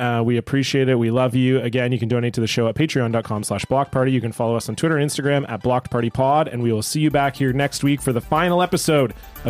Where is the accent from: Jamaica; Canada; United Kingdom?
Canada; Southern Ontario; now in Vancouver, Canada; growing up in Southern Ontario and then now moving to Vancouver, home of the orcas.